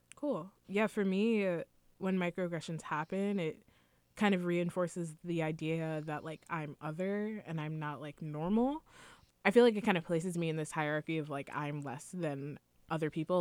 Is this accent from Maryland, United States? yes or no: no; New York, United States; I was born here